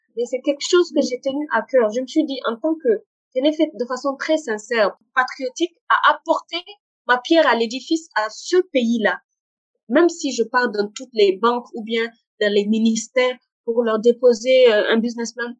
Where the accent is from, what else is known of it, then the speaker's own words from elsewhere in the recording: Niger; moved away as an adult; also born or lived in Morocco; je suis nigérienne, je suis euh, fière de, de mon pays